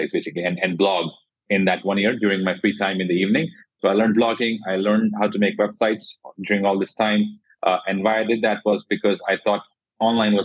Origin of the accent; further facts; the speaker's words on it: Jodhpur, Rajasthan, India; now in Gurgaon, India; I'm from India. I come from a small city called Jodhpur.